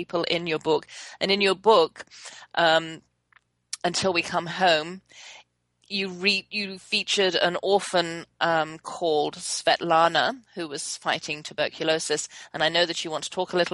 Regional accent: England, United Kingdom; also born or lived in Germany; I was born in Germany, so I grew up fluent in both German and English until I was six. And then when my parents brought us back to England, lost my German

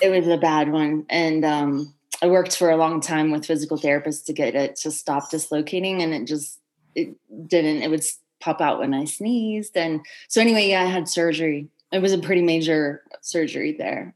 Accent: Orem, Utah, United States; moved away; I grew up in Orem, Utah, which is on the Wasatch Front under the shadow of an 11,000 foot mountain about one hour south of Salt Lake City

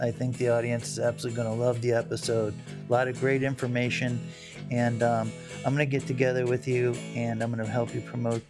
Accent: Fort Lauderdale, Florida, United States; I grew up on Los Olds Boulevard.

